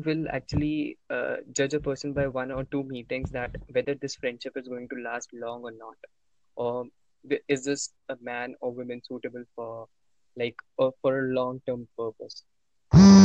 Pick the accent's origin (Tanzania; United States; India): India; New Delhi, Delhi; I'm from New Delhi